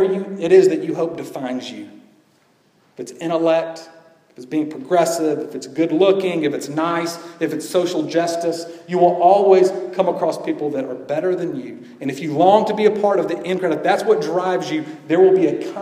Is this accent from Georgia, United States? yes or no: yes; Georgia, United States; growing up in Georgia as a young boy who loved basketball